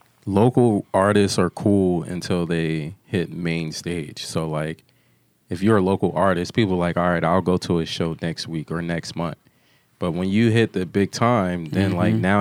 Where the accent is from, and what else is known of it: Philadelphia, Pennsylvania, United States; moved away